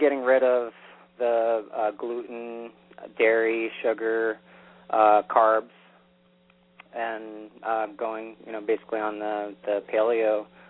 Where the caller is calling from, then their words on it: New York, United States; from New York.